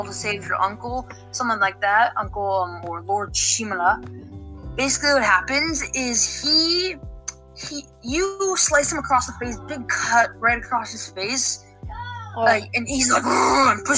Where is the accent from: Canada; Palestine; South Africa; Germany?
Canada; We're all Canadian here